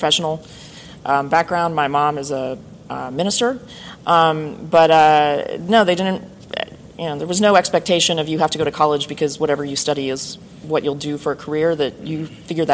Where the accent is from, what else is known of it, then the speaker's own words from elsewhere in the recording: outside of Philadelphia, Pennsylvania, United States; I grew up outside of Philadelphia